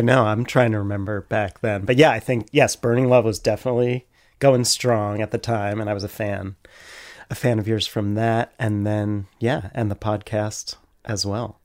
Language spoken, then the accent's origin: English; Carversville, Pennsylvania, United States; I learned to ride a bike in the cemetery in my hometown